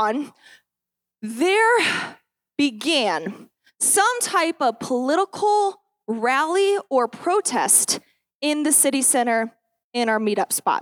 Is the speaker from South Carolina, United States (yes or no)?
no; Grand Junction, Colorado, United States; I have been born and raised in Grand Junction. I haven't left it a ton, and I feel comfortable here